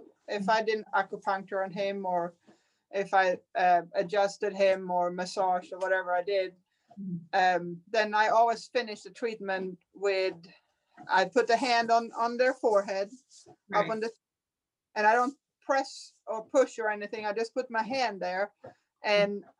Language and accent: English; Sweden; now in United States; I'm from Sweden